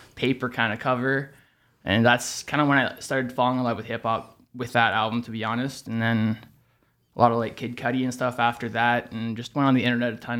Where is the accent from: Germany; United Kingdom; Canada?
Canada; Toronto, Ontario; born and raised in Toronto